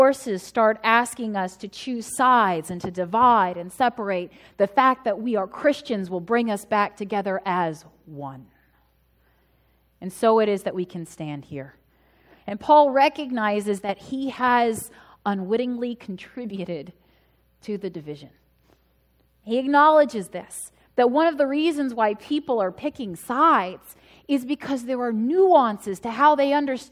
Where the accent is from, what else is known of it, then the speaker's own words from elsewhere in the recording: United States; I am an American citizen. Yes, I was born here.